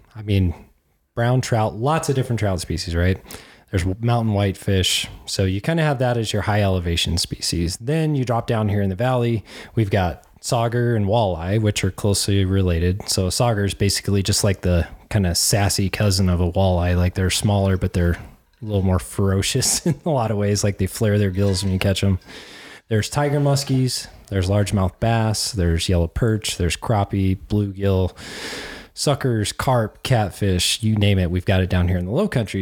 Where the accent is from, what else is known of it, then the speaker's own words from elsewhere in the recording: Cheyenne, Wyoming, United States; moved away; I grew up in Cheyenne, Wyoming